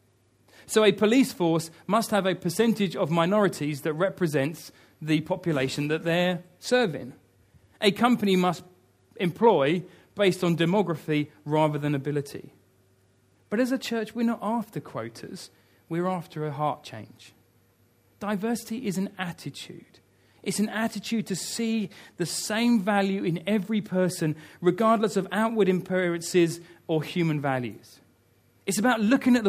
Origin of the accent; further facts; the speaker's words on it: United Kingdom; I love being British.